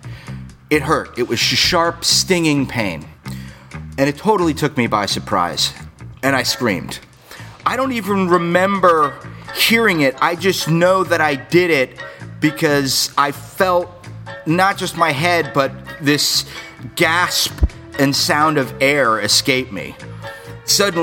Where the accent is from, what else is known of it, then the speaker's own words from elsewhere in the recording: South Florida, United States; also born or lived in Ozone Park, New York; I grew up down in South Florida. I was born in New York. I moved down to Florida when I was 5 years old